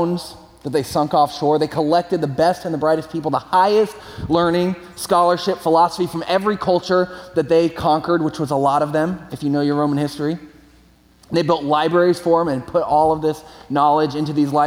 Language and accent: English; California, United States; I'm from California, moved back to California